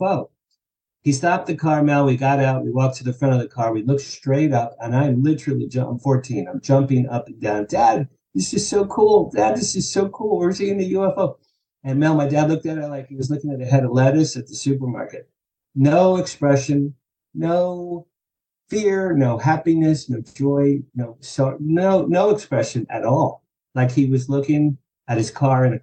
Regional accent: Asbury Park, New Jersey, United States; I grew up just outside Asbury Park, New Jersey, which is the Jersey Shore

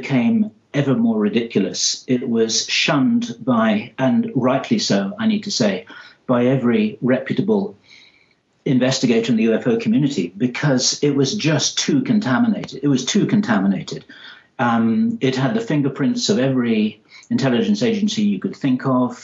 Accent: England, United Kingdom; accent: English; my English accent

